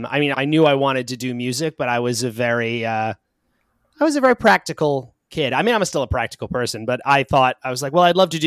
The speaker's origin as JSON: {"language": "English", "town": "Long Island", "region": "New York", "country": "United States", "tie": "born or raised there", "said": "Long Island. So not too far from where I am now."}